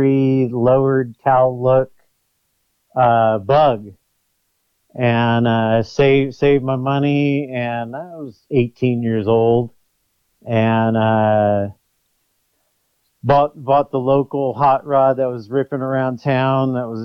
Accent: Oakland, California, United States; as a child, I grew up in Oakland, California.

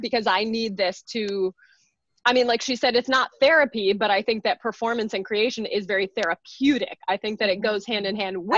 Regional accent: rural Texas, United States; moved away; also born or lived in Chicago; I grew up gay in Texas in the 80s and 90s, right? And I was in rural Texas

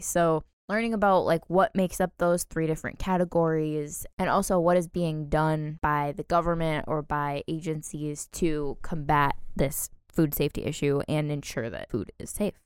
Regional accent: New Hampshire, United States; we're from New Hampshire

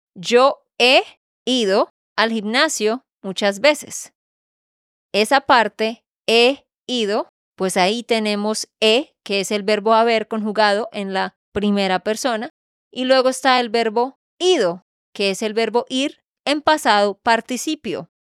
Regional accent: Santander, Colombia; de Santander, Colombia

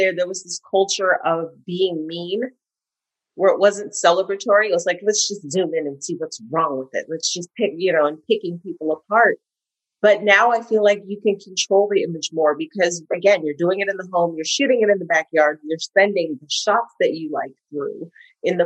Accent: Los Angeles, California, United States; moved away as an adult; also born or lived in New York; I'm born and raised

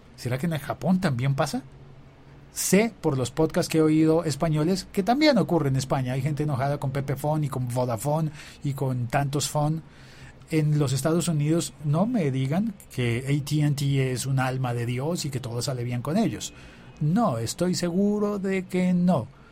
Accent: Bogotá, Colombia; yo me siento muy bogotano

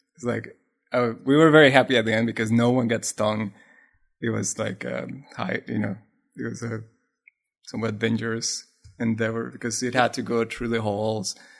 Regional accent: Colombia; first language Spanish; English is a second language; now in Los Angeles, United States; I was born in South America, in Colombia in particular.

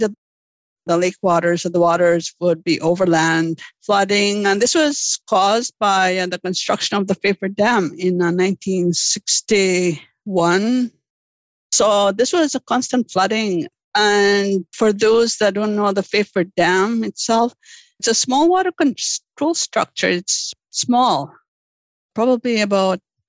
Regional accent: Lake St. Martin First Nation, Manitoba, Canada; Growing up in Lake St. Martin

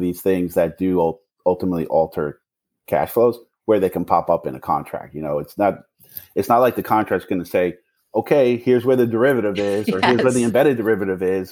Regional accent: New York, United States; I grew up in New York

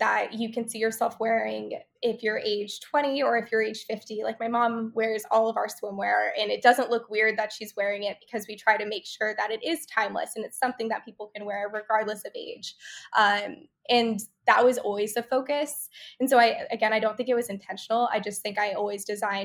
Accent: California, United States; I grew up in California

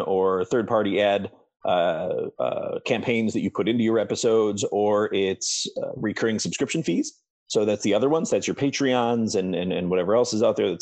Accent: Ohio and Southeast Michigan, Midwest, United States; also born or lived in Florida; as someone from the Midwest, because I was born in Florida, raised in Ohio and in Southeast Michigan.

